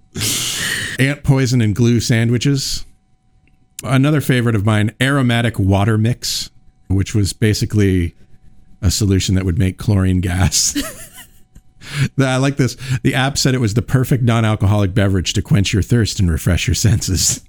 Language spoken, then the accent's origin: English; East Coast, United States; now in Iowa, United States; I'm from the East Coast